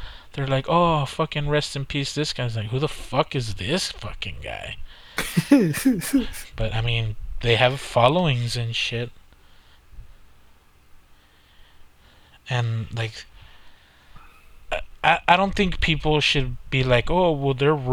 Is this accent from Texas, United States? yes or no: yes; South Texas, United States; we're from South Texas